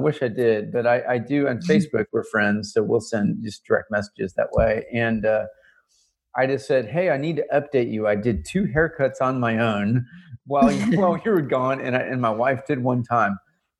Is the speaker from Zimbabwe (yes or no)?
no; Canada; now in United States; As a Canadian living in the South.